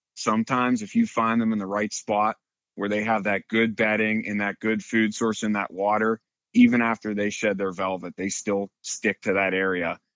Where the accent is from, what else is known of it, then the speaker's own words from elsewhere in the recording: Western Pennsylvania, United States; grew up in Western Pennsylvania. Been out in this area my whole life